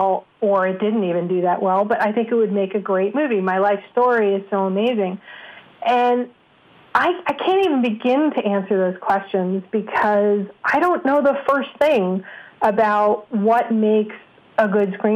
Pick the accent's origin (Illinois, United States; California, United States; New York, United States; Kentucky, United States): New York, United States; I'm a New Yorker